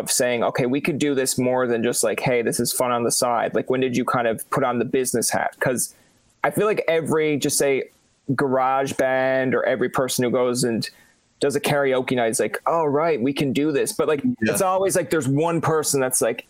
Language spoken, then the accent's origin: English; Newfoundland and Labrador, Canada; as a kid growing up in Canada